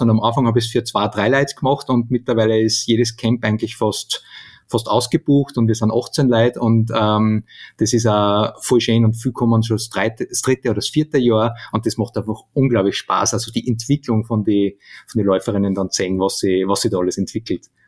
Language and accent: German; Steyr, Upper Austria, Austria; von Steyr, von meiner, von meiner Heimatstadt